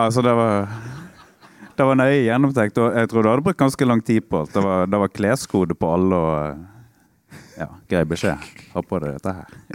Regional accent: Stord, Vestland, Norway; På Stord, der jeg er fra, på barneskolen

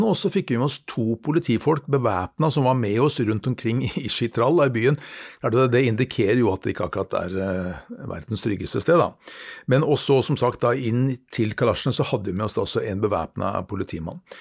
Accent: Norway; som nordmann

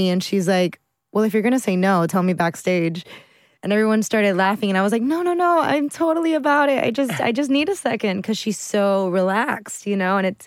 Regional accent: Miami, Florida, United States; in Miami, in my hometown and her hometown

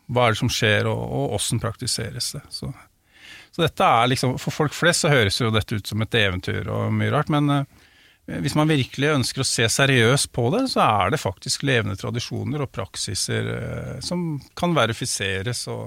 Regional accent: Drammen, Buskerud, Norway; der jeg er oppvokst

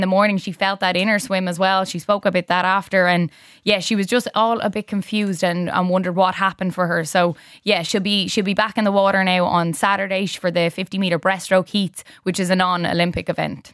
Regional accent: Ireland; as Irish

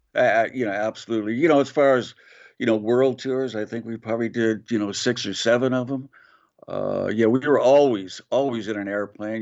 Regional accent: Glendale, California, United States; moved away; growing up in Glendale, California

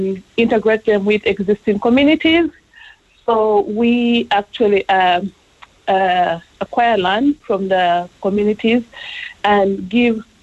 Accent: Uganda; now in Ireland; I'm from Uganda

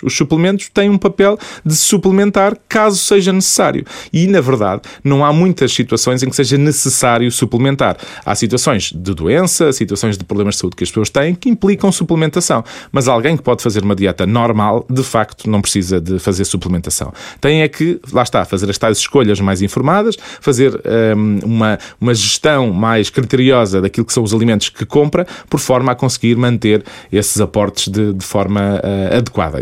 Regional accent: Portugal; a nossa vivência enquanto portugueses

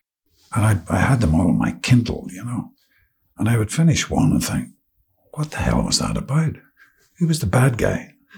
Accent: Ireland; Yeah, I know we're Irish, so it's like you may not see each other for 4 years

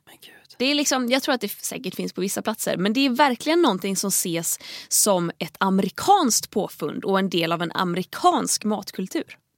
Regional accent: Tahult, Västra Götaland, Sweden; Hemma i Tahult så hade vi en lång hylla med VHS-filmer

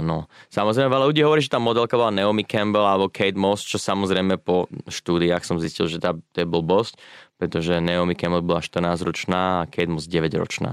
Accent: Slovakia; moved away as an adult; also born or lived in London, United Kingdom; now in Sydney, Australia

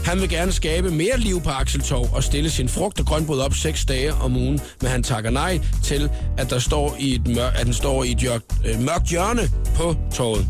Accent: Nyborg, Southern Denmark, Denmark; also born or lived in Svendborg; jeg er fra Svendborg, eller opvokset i Nyborg, jeg er fra Svendborg og boet i Svendborg mange år

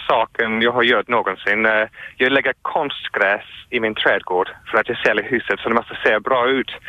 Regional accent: London, United Kingdom; Swedish is a second language; now in Malmö, Sweden; jag bor i Malmö, men jag kommer från London.

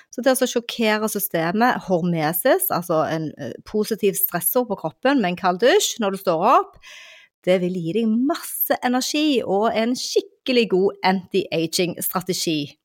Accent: Western Norway, Norway; på Vestlandet, der jeg kommer fra

